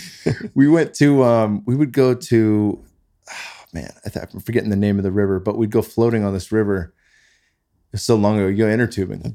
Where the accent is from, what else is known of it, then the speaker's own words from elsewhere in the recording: Bay Area, California, United States; moved away as an adult; now in Austin, Texas, United States; I grew up in the Bay Area, not far from where you live now